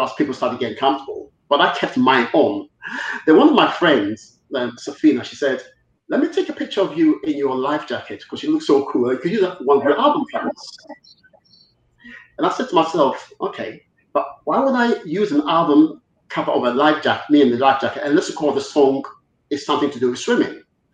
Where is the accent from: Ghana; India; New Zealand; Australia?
Ghana; now in United Kingdom; I was brought up in Ghana. I went to Ghana when I was 7